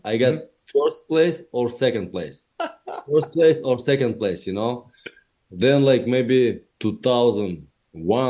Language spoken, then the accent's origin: English; Chelyabinsk, Chelyabinsk Oblast, Russia; English is a second language; moved away as an adult; now in Florida, United States; I grew up in poor family and poor area where I lived people who worked on a huge factory in Russia, in my hometown, Chelyabinsk